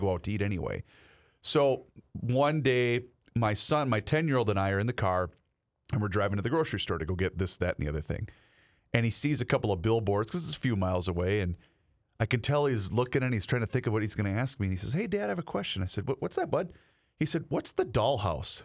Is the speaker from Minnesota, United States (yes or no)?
yes; Faribault, Minnesota, United States; my hometown of Faribault